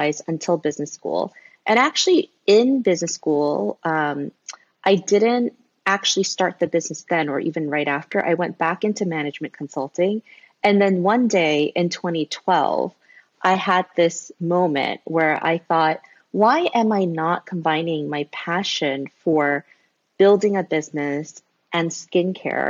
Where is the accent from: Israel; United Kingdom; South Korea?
South Korea; moved away as an adult; now in United States; I was born in Korea. Then I moved to the States when I was a little baby. And then I actually moved back to Korea when I was finishing up elementary school. So I grew up in Korea all the way until college when I moved back to the US.